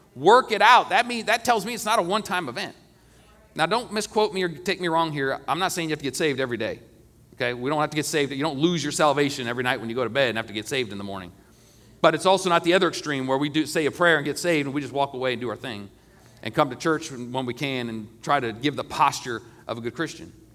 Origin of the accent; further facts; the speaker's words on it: United States; I love being an American, and I'm proud to be an American